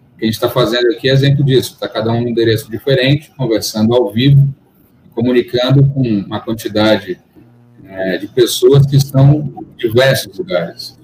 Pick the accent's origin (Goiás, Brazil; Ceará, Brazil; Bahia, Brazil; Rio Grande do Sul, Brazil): Bahia, Brazil; Salvador; born or raised there; also born or lived in São Paulo